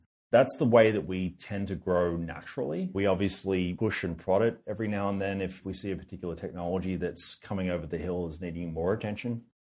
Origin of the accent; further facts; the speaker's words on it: Australia; accent: Australian; We have a strong representation out of Australia, which is probably owing to, you know, my funny accent and so on.